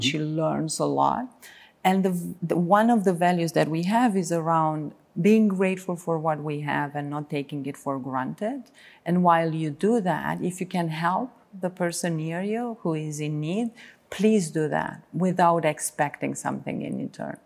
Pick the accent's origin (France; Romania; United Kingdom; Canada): Romania; moved away as an adult; also born or lived in Bucharest; as soon as I came to Bucharest from Reila, where, where I was born, at nineteen